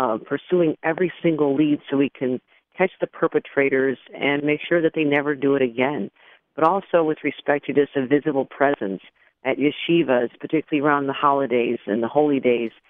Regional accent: Buffalo, New York, United States; my hometown of Buffalo

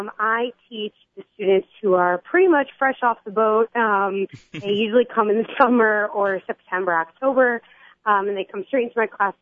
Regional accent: Philadelphia, Pennsylvania, United States; now in New York City, United States; I come from Philadelphia, and I am a New York City public school

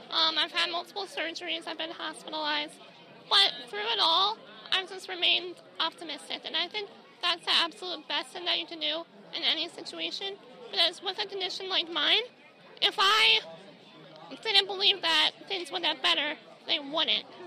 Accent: Maryland, United States; I am from Hartsville, Maryland

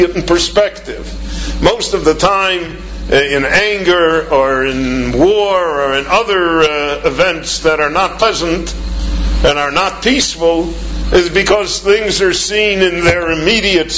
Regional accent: United States; moved away as an adult; now in Israel; I come from the United States

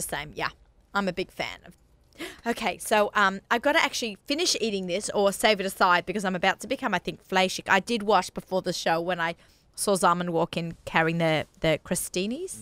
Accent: Australia; accent: Australian; moved away as an adult; that's the Aussie in me

